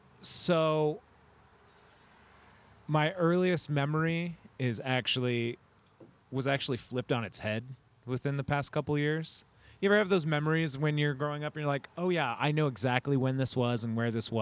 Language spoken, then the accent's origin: English; Watsonville, California, United States; also born or lived in Scotts Valley; I grew up in Santa Cruz County my whole life. I was born and raised in Watsonville.